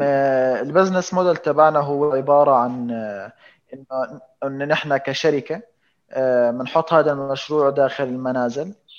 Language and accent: Arabic; Jordan; عندنا في الاردن